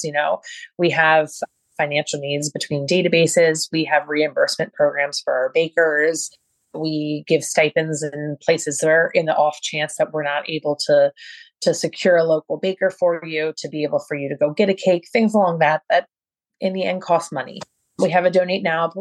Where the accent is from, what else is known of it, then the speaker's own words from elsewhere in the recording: Baltimore, Maryland, United States; I'm from Baltimore